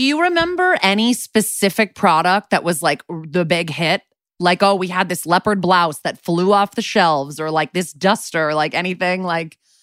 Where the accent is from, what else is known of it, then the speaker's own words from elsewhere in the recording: Connecticut, United States; moved away as an adult; also born or lived in New York City; now in Los Angeles, United States; I've been in L A for six years after eleven in New York City and then growing up in Connecticut